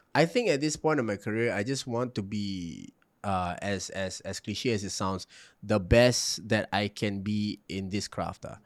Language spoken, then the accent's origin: English; Singapore; also born or lived in Malacca, Malaysia; I was also being resented for being Singaporean